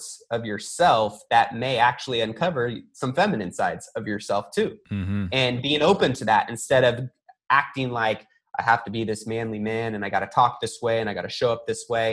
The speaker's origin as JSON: {"language": "English", "region": "California", "country": "United States", "tie": "born or raised there", "said": "I grew up in California in a melting pot full of any ethnicity"}